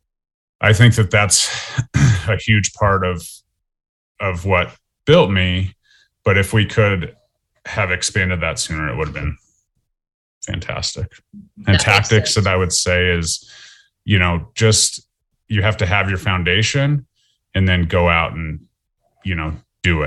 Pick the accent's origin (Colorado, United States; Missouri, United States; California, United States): Colorado, United States; Lakewood; also born or lived in Fort Collins, Colorado; I was born in Lakewood, Colorado. I lived in Lakewood, Colorado my whole life